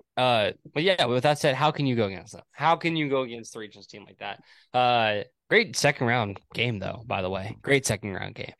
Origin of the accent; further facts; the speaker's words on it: Texas, United States; I'm from Texas, but I'm not, like, from Texas